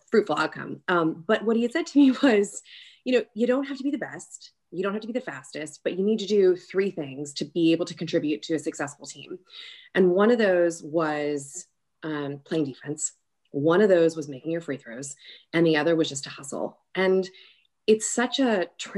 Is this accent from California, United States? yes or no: yes; Long Beach, California, United States; moved away as an adult; also born or lived in New York City, New York; now in Birmingham, United States; I hail from a town called Long Beach, so kind of on the cusp of LA and Orange County. I grew up there